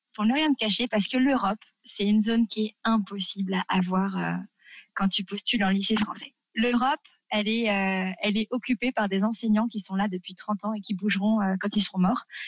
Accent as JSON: {"language": "French", "country": "France", "also_born_or_lived": "Tunisia", "moved": "as an adult", "said": "nous, quand on est français, euh, tu touches pas les enfants des autres"}